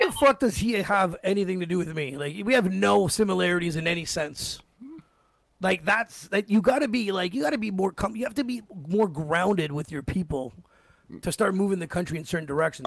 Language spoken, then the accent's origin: English; Canada; as a Canadian